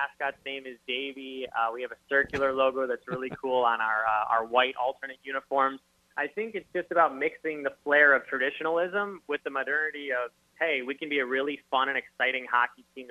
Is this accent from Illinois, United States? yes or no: yes; Chicago, Illinois, United States; moved away as an adult; also born or lived in Lincoln, Nebraska; now in Savannah, United States; I'm from Chicago